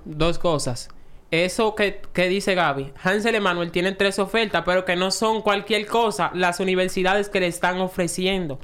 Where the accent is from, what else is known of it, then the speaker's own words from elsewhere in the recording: Dominican Republic; a nosotros como dominicanos